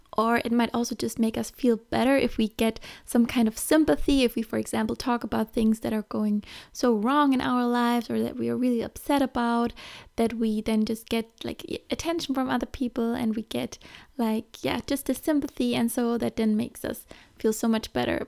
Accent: Germany; moved away; I'm from Germany

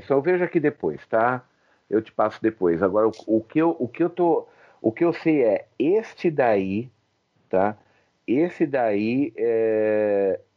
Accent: São Paulo, Brazil; Não, sou do ABC, do ABC.

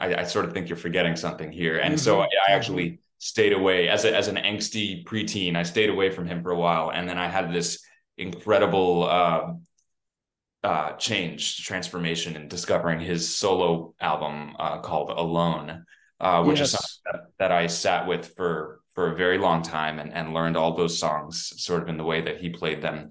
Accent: New York City, New York, United States; growing up on the Upper West Side

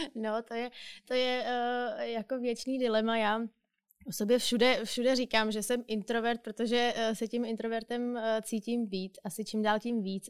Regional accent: Czechia; bych řekla, že jsem typický Čech, asi nejsem. Ale možná typický moderní Čech nebo typický moderní Evropan

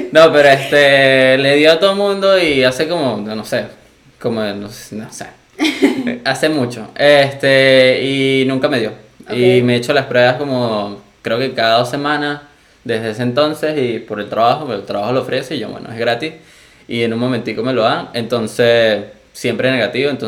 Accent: Venezuela; accent: Venezuelan; moved away; No, fue así como que el tiempo que yo estuve aquí, como que mi venezolano se generalizó.

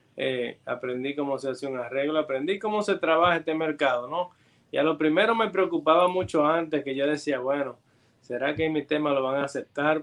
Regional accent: Santo Domingo, Dominican Republic; de República Dominicana. Eh, nacimos en República Dominicana

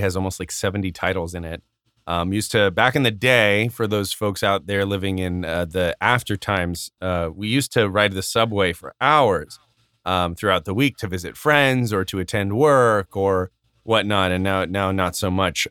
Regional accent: Arizona, United States; growing up in Arizona

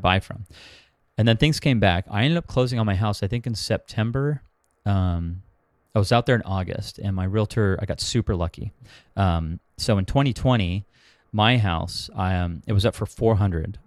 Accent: Huntington Beach, California, United States; also born or lived in Los Angeles, California / Bay Area, California; I'm from Huntington Beach, Orange County, where I live now, but I lived in L A for four years.

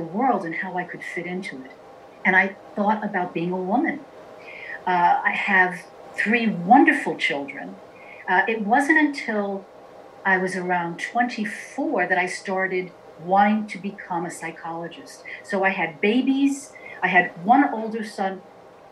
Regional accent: New York City, New York, United States; I was born in Queens, New York, in a very traditional Italian family

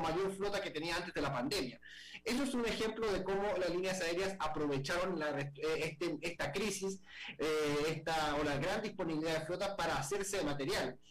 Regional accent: Chile; en mi país

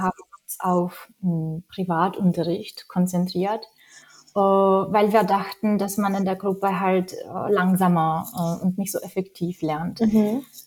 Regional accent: Czechia; German is a second language; moved away

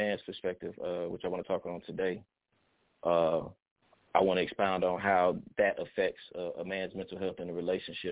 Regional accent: Atlanta, Georgia, United States; I am from Atlanta, Georgia

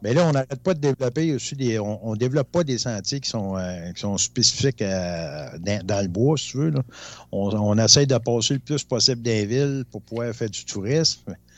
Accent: Rouyn-Noranda, Quebec, Canada; je viens de Rouen-Noranda

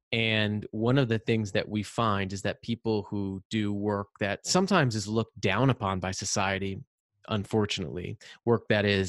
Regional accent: Rhode Island, United States; I'm from Rhode Island, and I'm the youngest of three brothers.

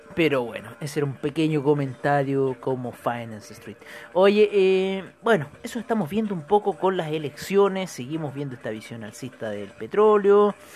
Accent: Chile; nosotros como chilenos

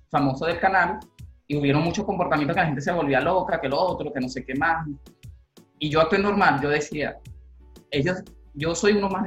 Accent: Valle de la Pascua, Guárico, Venezuela; que vengo de Guárico, Valle de la Pascua, que soy de Guárico, del Valle de la Pascua

